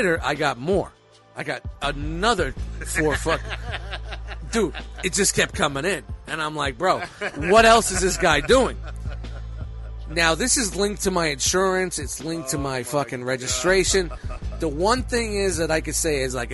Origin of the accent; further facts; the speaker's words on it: Brooklyn, New York, United States; I'm from Brooklyn